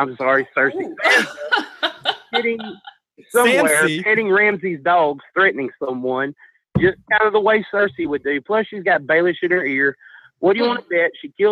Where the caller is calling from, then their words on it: Mississippi, United States; down in Mississippi.